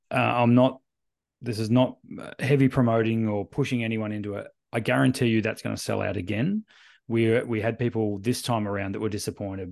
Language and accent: English; Australia; we're Australian